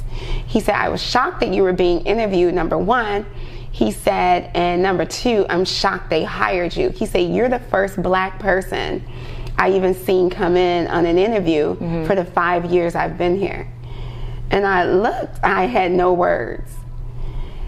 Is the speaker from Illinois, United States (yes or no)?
yes; Chicago, Illinois, United States; I'm from Chicago